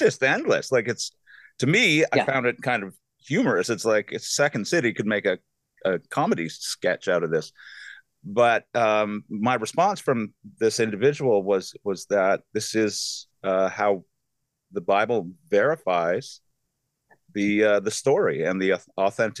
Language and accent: English; Canada; I'm from Canada.